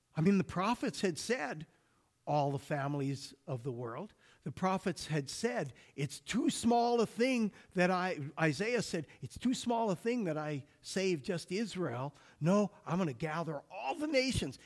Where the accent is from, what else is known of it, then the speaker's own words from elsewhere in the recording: Alberta, Canada; growing up in Alberta